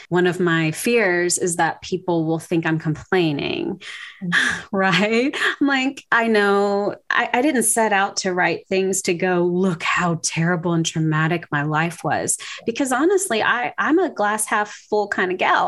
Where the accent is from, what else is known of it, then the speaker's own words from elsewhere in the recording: Louisiana, United States; moved away as an adult; also born or lived in Waco, Texas; now in Cedar Park, United States; I'm from Louisiana originally. I moved to Texas in 2008 for seminary